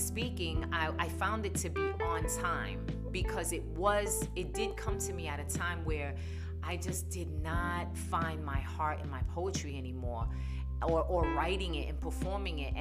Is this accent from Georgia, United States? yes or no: no; New York City, New York, United States; now in Phoenix, United States; I was born and raised in New York, the Bronx. So my accent can get pretty strong at times